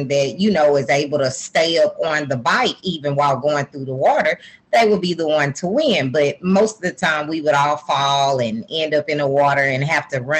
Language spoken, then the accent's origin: English; Texarkana, Texas, United States; I'm from Texarkana, Texas, which is about 2.5 hours from Dallas